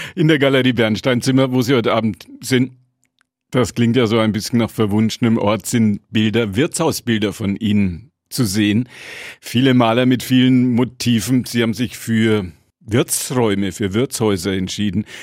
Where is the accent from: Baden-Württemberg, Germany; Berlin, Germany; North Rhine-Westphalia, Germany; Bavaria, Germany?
Bavaria, Germany; Franconia; Bei uns in Franken